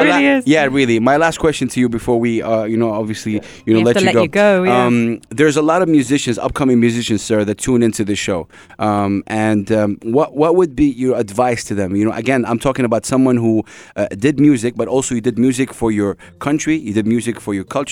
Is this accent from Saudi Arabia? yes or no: yes; Saudi Arabia; now in United Arab Emirates; I come from Saudi Arabia